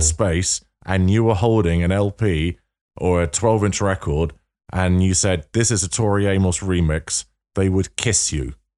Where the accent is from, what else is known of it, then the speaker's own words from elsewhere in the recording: London, United Kingdom; you do a North London accent, which is where I'm from